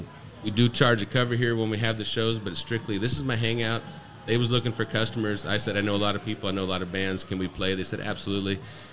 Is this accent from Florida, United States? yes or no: no; Auburn, California, United States; moved away as an adult; I grew up in Auburn.